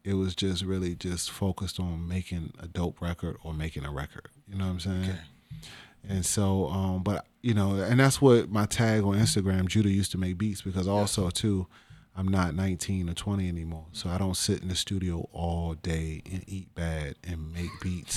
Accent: Washington, District of Columbia, United States; also born or lived in Capitol Heights, Maryland / Suitland, Maryland; I'm from Northeast

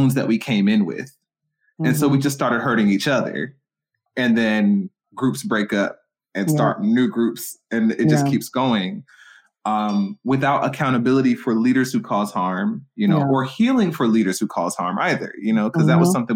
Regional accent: Stone Mountain, Georgia, United States; I grew up in Stone Mountain, you know, next to a Klansman

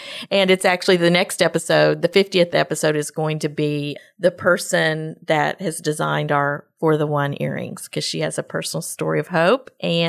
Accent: Texas, United States; And we're all from Woodlands, Magnolia, Spring area.

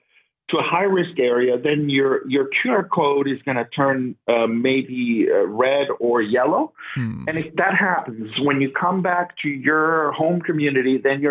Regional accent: Toronto, Ontario, Canada; moved away as an adult; also born or lived in Guangdong, China / Lanzhou, China; now in China; I'm from Toronto

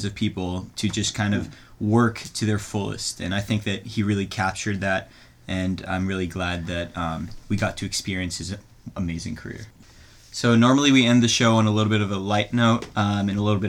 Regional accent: Israel; moved away; growing up in Israel

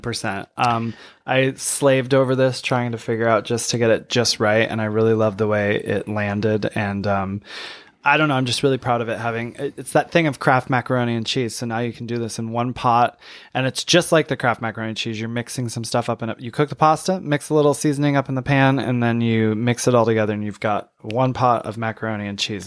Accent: Saginaw, Michigan, United States; my hometown, I'm from Saginaw, Michigan

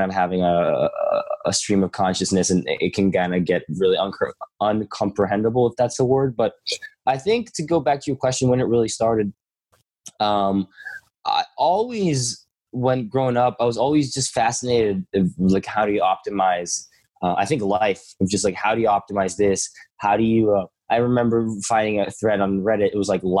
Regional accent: Stockholm, Stockholm County, Sweden; I grew up all my life in Sweden, Stockholm

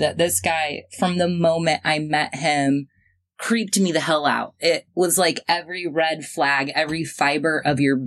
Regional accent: Springfield, United States; my hometown, Springfield.

